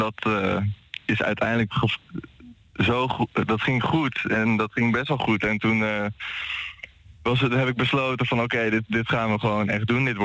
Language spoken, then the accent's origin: Dutch; Haarlem, North Holland, Netherlands; We komen uit Haarlem en we hebben nu vooral ook in Haarlem gespeeld.